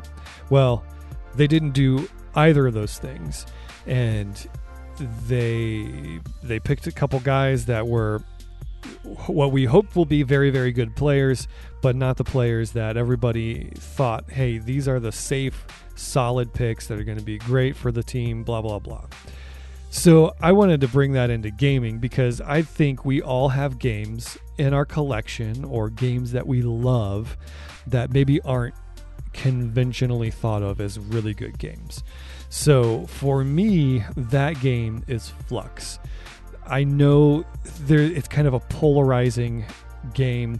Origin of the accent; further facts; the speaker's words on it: Cleveland, Ohio, United States; I'm from the Cleveland area